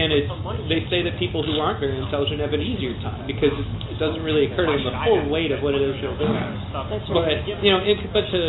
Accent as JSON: {"language": "English", "town": "Pontiac", "region": "Michigan", "country": "United States", "tie": "born or raised there", "said": "when I grew up in Pontiac, Michigan"}